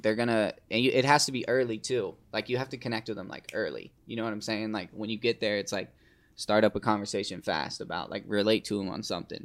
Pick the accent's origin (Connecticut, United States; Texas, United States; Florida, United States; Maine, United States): Florida, United States; Fernandina Beach; moved away; I'm from the Fernandina side, but most people know Amelia Island